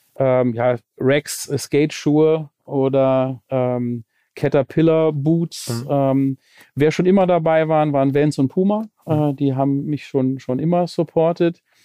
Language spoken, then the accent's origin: German; Lübeck, Schleswig-Holstein, Germany; now in Cologne, Germany; ich komme gebürtig aus Lübeck, bin mittlerweile, ich glaube, 25 Jahre in, in Köln